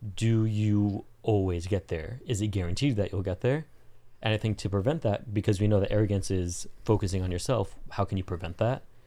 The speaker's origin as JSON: {"language": "English", "region": "Southern California", "country": "United States", "tie": "born or raised there", "also_born_or_lived": "Colombia", "said": "born and raised in Southern California until I wasn't living in Southern California."}